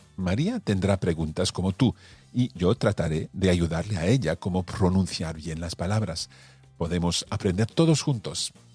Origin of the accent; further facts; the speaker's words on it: Scotland, United Kingdom; first language English; Spanish is a second language; soy escocés y hablo inglés todos los días. Es mi lengua materna